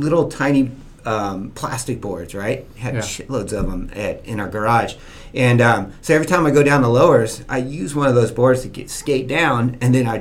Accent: Newport Beach, California, United States; I grew up in Newport Beach, went to Newport Elementary

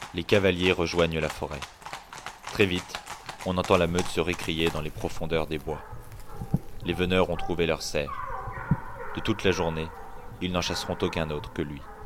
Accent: Paris, Île-de-France, France; je suis ingénieur, euh, je suis parisien

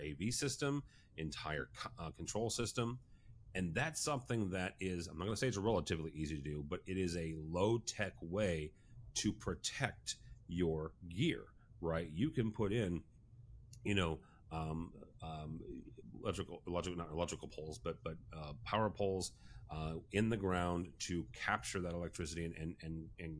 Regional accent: Alton, Illinois, United States; here in my hometown of Alton, Illinois

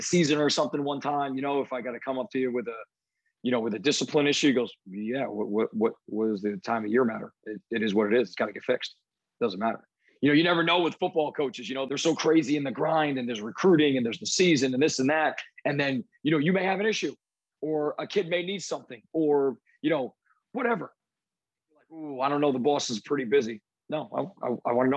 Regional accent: New Jersey, United States; moved away; where I grew up in New Jersey

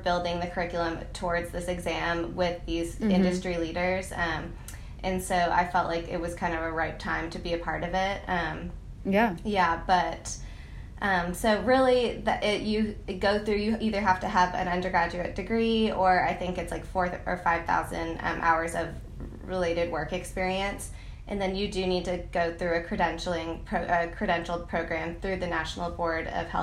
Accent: Boston, Massachusetts, United States; now in Charleston, United States; we're from Boston.

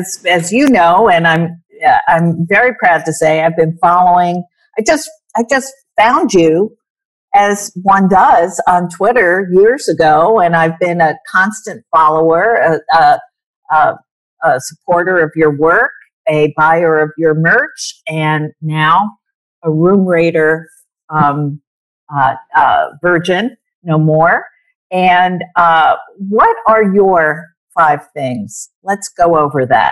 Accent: New York, United States; I went to Brown and I'm from New York.

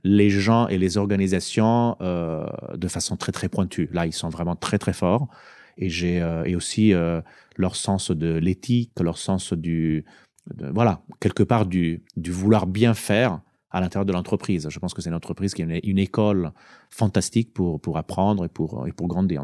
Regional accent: Italy; moved away; also born or lived in France; j'ai postulé euh, pour retourner justement dans mon pays parce que je me suis dit, eh ben, au bout de 17-18 ans de, carrière professionnelle, c'est quand même pas mal d'aller pouvoir contribuer avec tout ce que j'ai appris dans mon pays d'origine

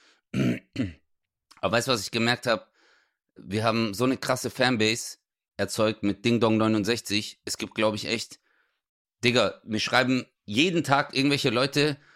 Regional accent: Greece; Ja, wobei, ich bin ja auch Grieche, ja, stimmt.

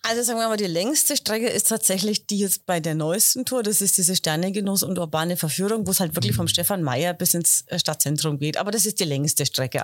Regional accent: Heroldsberg, Bavaria, Germany; ich komme ja aus Heroldsberg, ich mhm, wohne

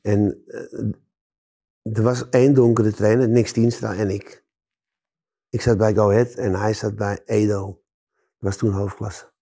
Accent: Amsterdam, North Holland, Netherlands; ik ben in Amsterdam geboren.

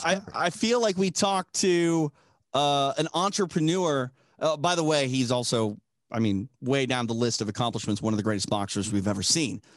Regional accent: Minnesota, United States; I'm from Minnesota

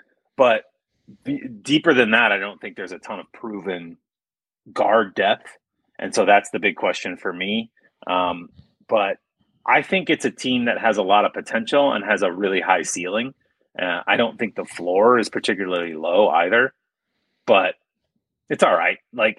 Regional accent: Iowa, United States; like a Catholic school, grade school gym that like I grew up in playing in Iowa.

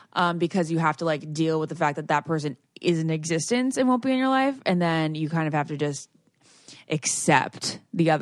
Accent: United States; accent: American; our own American accent

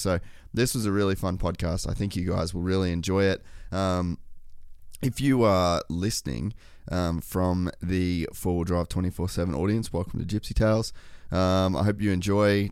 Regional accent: Cairns, Queensland, Australia; I grew up in Cairns

